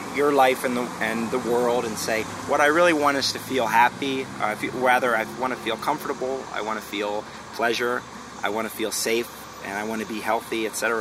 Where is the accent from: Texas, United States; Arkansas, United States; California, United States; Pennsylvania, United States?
Pennsylvania, United States; Philadelphia; I'm from Philadelphia.